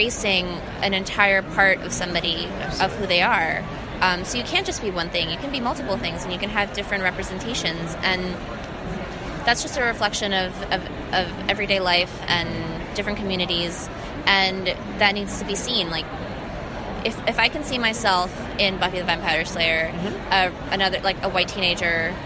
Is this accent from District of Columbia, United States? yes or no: no; New York City, New York, United States; English is a second language; I grew up in Jamaica, Queens, in New York